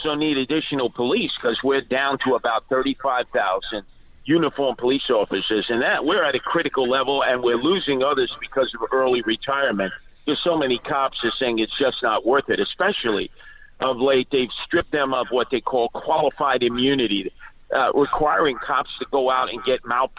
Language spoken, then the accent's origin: English; New York City, New York, United States; I'm from Brooklyn